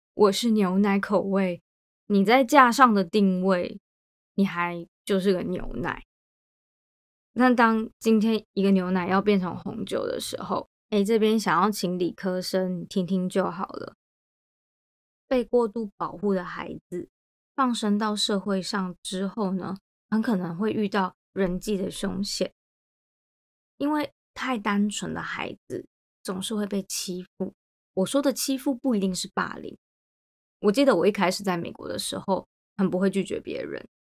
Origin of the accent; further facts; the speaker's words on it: Taiwan; moved away; 我在台湾的成长就是在牛奶之间做变化嘛